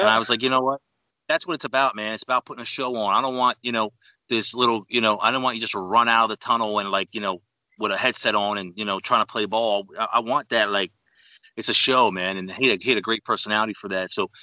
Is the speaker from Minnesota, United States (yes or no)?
no; New York City, New York, United States; moved away; also born or lived in Philadelphia; I'm originally from New York, Queens, New York